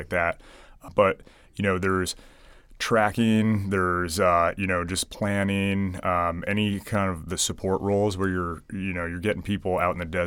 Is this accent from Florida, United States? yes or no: no; Hudson, Ohio, United States; moved away as an adult; also born or lived in Portland, Oregon; now in Yuma, United States; I grew up in Ohio. When I was living in Ohio, I used to volunteer with the city Hudson on their volunteer EMS team